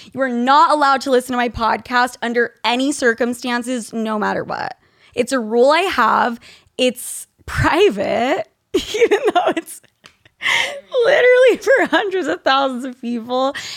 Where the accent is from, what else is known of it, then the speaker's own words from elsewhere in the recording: Utah, United States; I grew up in Utah